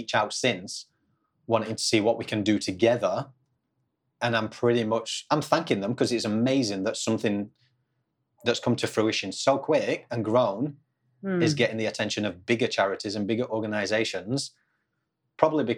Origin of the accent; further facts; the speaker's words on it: England, United Kingdom; now in Australia; I'm English, but obviously lived in Australia for a long time now.